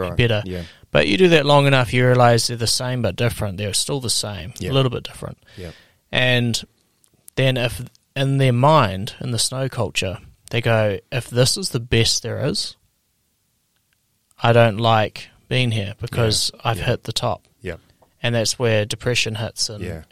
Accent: Queenstown, Otago, New Zealand; I'm from Queenstown in New Zealand.

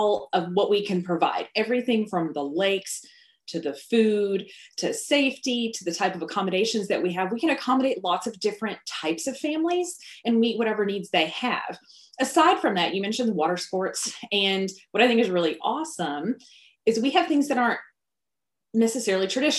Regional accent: Paducah, Kentucky, United States; now in Murray, United States; I grew up here. I grew up in Paducah. I now have lived in Murray for 13 years

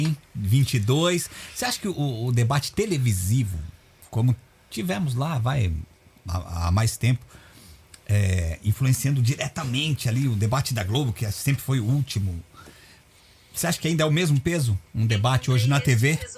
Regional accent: Brazil; para nós como brasileiros

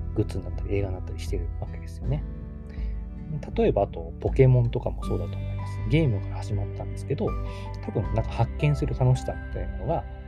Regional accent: Kagawa, Japan; moved away as an adult; 僕のま地元にすごくあの美しい瀬戸内海のね、香川県

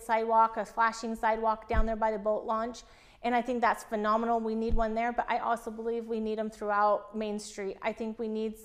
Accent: Enterprise, Oregon, United States; moved away; I grew up in Enterprise, Oregon.

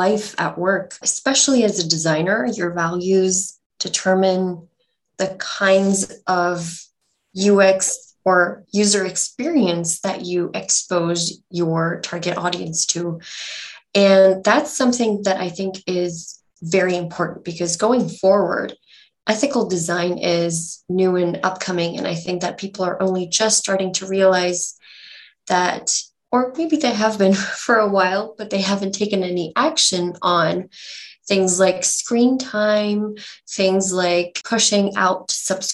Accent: Bangalore, Karnataka, India; I'm from Bangalore

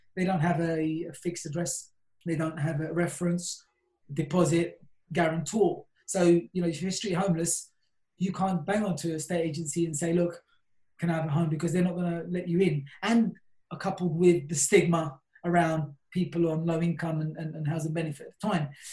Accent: London, United Kingdom; I'm originally from South London

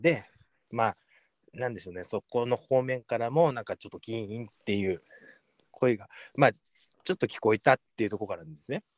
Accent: Saitama, Japan; 自分はこの埼玉県のこのここで育ってここで生まれたんですよ

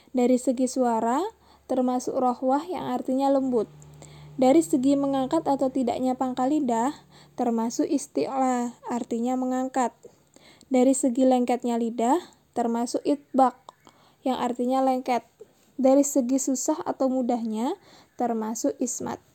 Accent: Bali, Indonesia; now in Denpasar, Indonesia; umur saya 28 tahun. Saya dari Bali, kebetulan domisili di Denpasar

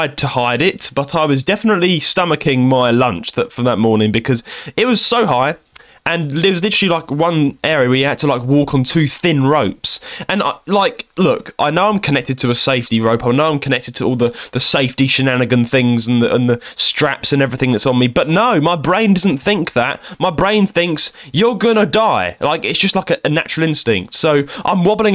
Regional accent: United Kingdom; also born or lived in London / Kent; I'm from London and Kent, that area.

